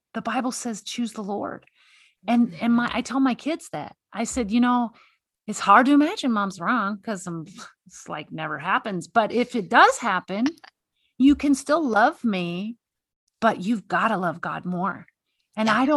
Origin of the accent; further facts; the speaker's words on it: Texas, United States; now in Montana, United States; I live in Montana. So I see, and I'm from Texas